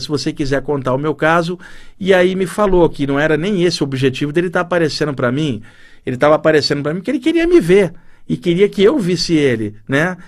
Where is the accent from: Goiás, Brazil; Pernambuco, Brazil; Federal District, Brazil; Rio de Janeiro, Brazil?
Rio de Janeiro, Brazil; Duque de Caxias; moved away as an adult; now in São Paulo, Brazil; E eu cresci na Baixada Fluminense do Rio de Janeiro, também na cidade de Duque de Caxias, no bairro São José.